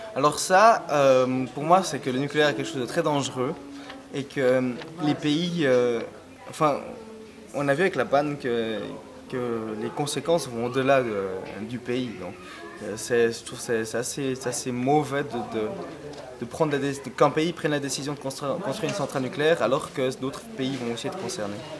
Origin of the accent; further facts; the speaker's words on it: Zurich, Switzerland; now in Lausanne, Switzerland; Je suis né à Zurich et maintenant je vis à Lausanne.